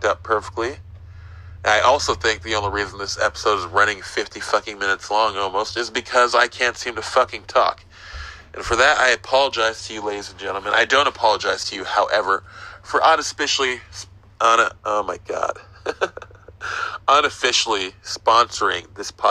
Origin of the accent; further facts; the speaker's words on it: California, United States; I'm from California